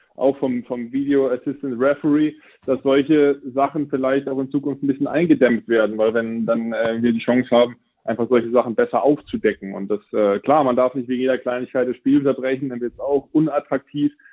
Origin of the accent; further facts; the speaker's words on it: Friesland, East Frisia, Lower Saxony, Germany; da oben, wo ich herkomme, aus Friesland, Ostfriesland